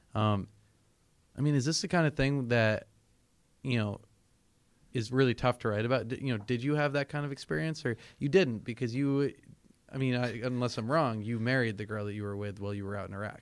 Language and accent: English; New Hampshire, United States; I'm from New Hampshire